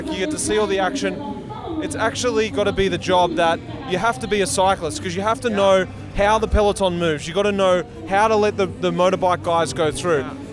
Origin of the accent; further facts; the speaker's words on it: Liverpool, North West England, United Kingdom; I'm from Liverpool in the UK.